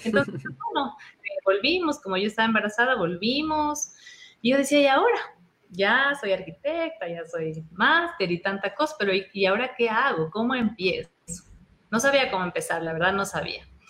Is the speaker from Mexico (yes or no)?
no; Ecuador; moved away as an adult; also born or lived in Madrid, Spain; no éramos muy bien vistos como, como ecuatorianos